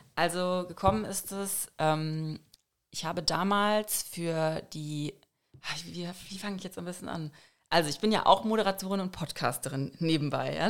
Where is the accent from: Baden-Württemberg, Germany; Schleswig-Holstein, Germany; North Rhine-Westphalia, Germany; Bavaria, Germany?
North Rhine-Westphalia, Germany; moved away as an adult; now in Frankfurt, Germany; ich komme eigentlich aus NRW